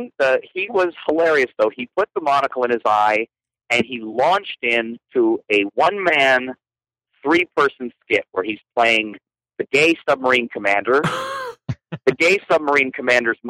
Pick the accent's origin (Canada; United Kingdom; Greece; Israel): Canada; I'm not Russian. I'm Canadian